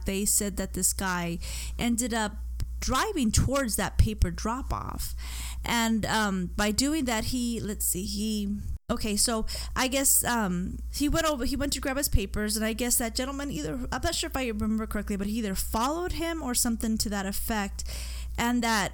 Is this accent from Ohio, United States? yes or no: no; Arizona, United States; I'm from Arizona